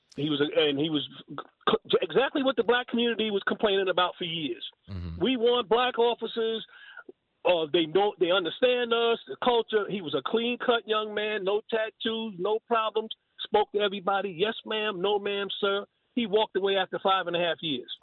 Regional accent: New York City, New York, United States; now in North Carolina, United States; I'm born and raised in Brooklyn

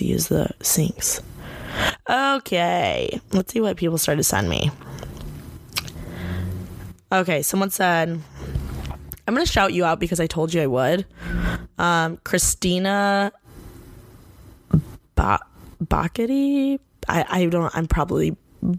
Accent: Bloomington, Indiana, United States; moved away as an adult; now in Los Angeles, United States; I grew up born and raised in Bloomington, Indiana.

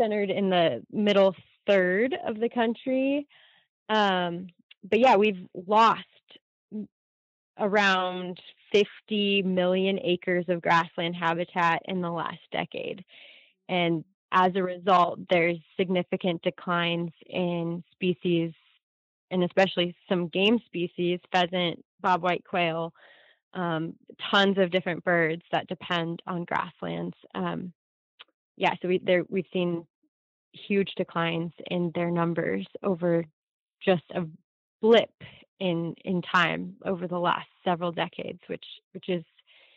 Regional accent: California, United States; in my hometown, we have a ton of Scotch broom, and a lot of Medusa head and barbed goat grass on our rangelands. And those are plants that are never going to leave the landscape in California

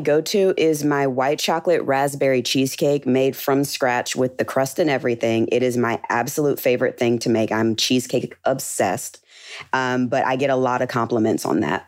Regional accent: Birmingham, Alabama, United States; I'm originally from Birmingham, Alabama.

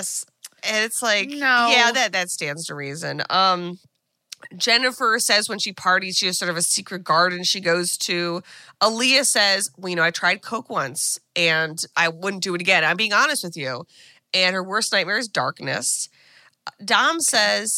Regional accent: United States; as an American

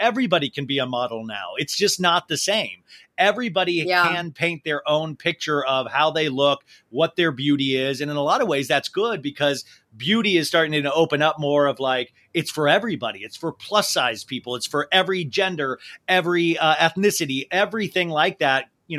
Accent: Cincinnati, Ohio, United States; growing up in Cincinnati, you can't comprehend sometimes being a part of Los Angeles.

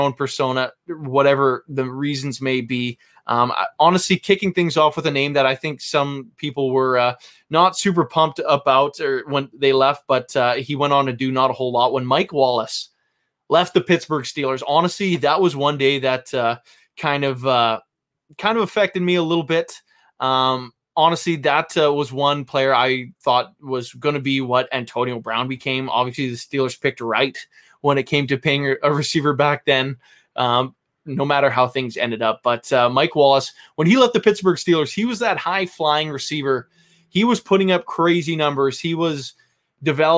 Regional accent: Vancouver, British Columbia, Canada; I am from Vancouver, Canada.

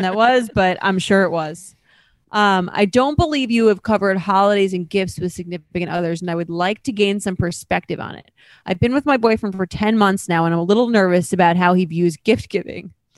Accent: Long Island, New York, United States; now in New York City, United States; I'm from Long Island, so and I live in New York City

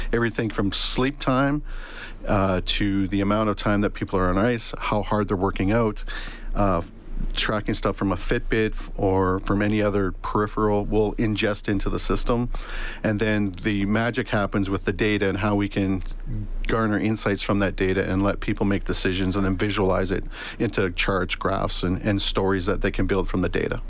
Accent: Leduc, Alberta, Canada; moved away as an adult; also born or lived in Saskatchewan / Edmonton / Bermuda; now in Halifax, Canada; I lived in uh, Leduc uh, for the majority of my life. I was born in Saskatchewan. My dad was a welder, so we moved to to uh, uh, Leduc

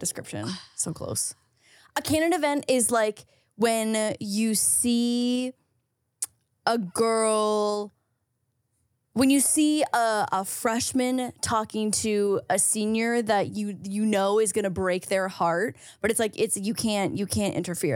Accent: Canada; being Canadian here

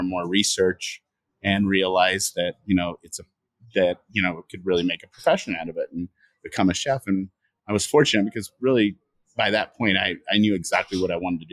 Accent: Washington, United States; also born or lived in Egypt; I grew up in Washington State, about 100 miles east of Seattle, and had moved from Egypt

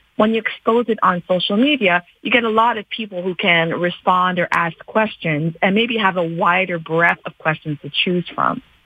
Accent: Canada; as a Canadian born and raised in this country

